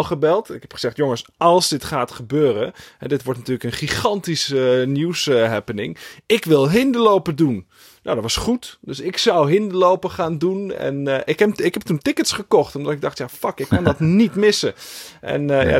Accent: Friesland, Netherlands; moved away; also born or lived in Moscow; ik ben natuurlijk opgegroeid in Friesland

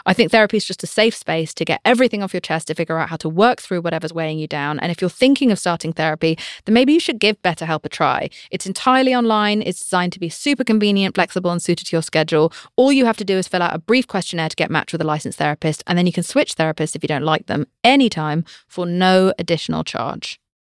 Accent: United Kingdom

